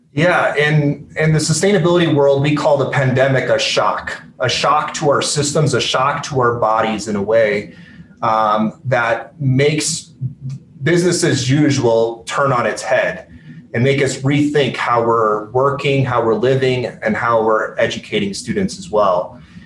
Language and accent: English; Aurora, Colorado, United States; also born or lived in Grand Junction, Colorado / Belgium / Iraq; I grew up there the first ten years of my life